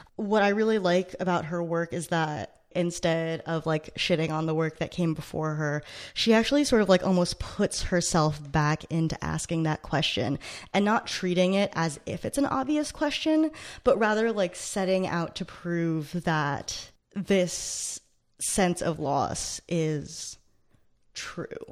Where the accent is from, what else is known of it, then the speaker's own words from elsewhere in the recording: United States; I grew up right outside of New York City